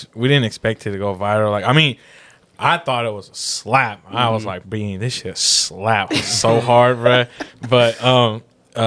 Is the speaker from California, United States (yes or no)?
yes; Union City, California, United States; also born or lived in Fremont, California; from Union City